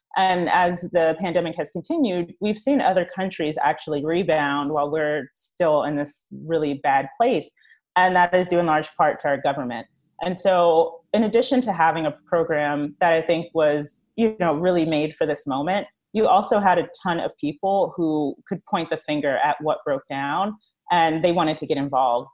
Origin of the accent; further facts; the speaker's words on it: East Coast, United States; moved away as an adult; now in Los Angeles, United States; I am from the East Coast. Uh, I just moved to L A two and a half years ago